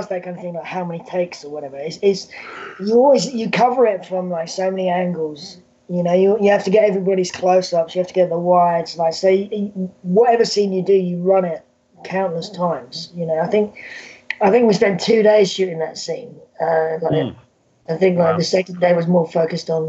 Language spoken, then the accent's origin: English; United Kingdom; accent: British; my British accent